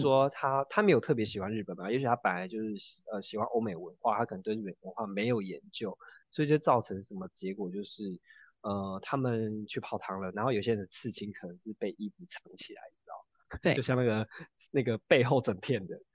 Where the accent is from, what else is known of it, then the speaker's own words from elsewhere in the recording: Taiwan; 我们台湾人可能都习惯把零钱放在，呃，这个店员的手上